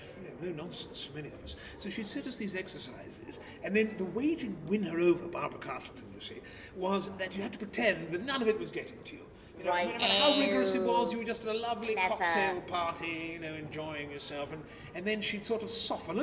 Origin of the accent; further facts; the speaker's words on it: Bow, London, United Kingdom; But I grew up in Bow.